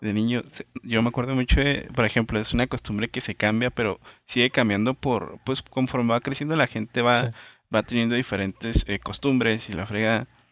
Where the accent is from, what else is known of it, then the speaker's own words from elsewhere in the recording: Villa Juárez, Mexico; soy de Villajuárez